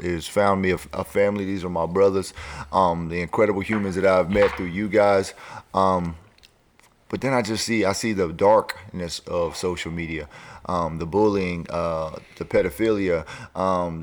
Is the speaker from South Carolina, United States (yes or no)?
yes; Lancaster, South Carolina, United States; I grew up in Lancaster, South Carolina, which is predominantly a black area